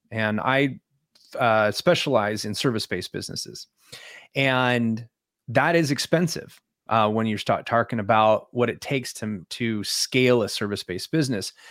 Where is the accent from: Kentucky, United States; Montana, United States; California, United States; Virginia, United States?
California, United States; moved away as an adult; also born or lived in Alaska; I grew up in California